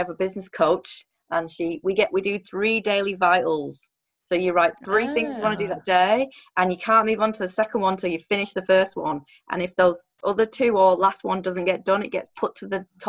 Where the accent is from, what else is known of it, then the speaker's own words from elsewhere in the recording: England, United Kingdom; I'm English